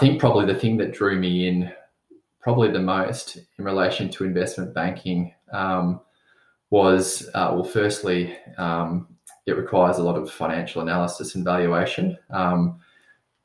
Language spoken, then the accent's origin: English; Mornington Peninsula, Victoria, Australia; Growing up on the Mornington Peninsula, spending a lot of time on the beach and surfing